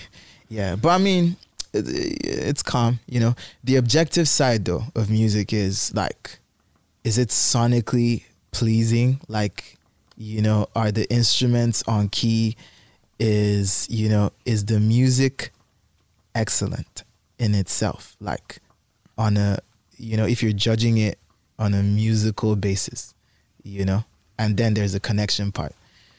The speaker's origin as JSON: {"language": "English", "country": "Nigeria"}